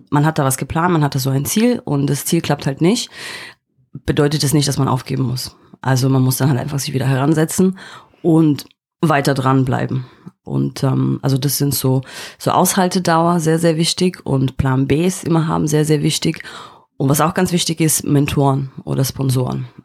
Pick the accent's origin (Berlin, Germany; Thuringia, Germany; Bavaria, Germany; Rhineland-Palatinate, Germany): Berlin, Germany; East Berlin; moved away as an adult; now in London, United Kingdom; Ich bin in Ostberlin aufgewachsen, habe dann ähm, ein Studium in London gemacht und bin dann auch in London hängen geblieben